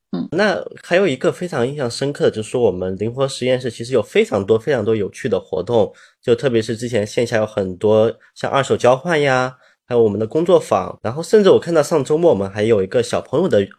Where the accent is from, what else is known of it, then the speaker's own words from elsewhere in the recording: China; 对于我们中国人来说，环保可持续或者节俭，其实我们一个从古至今一个非常悠然的美德